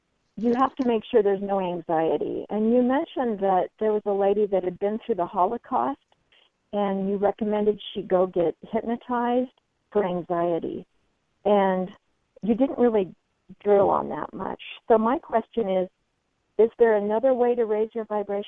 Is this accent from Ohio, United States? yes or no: no; Boise, Idaho, United States; Welcome to my hometown.